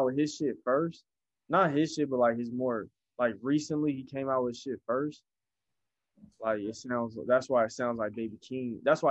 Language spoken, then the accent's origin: English; United States; I'm American.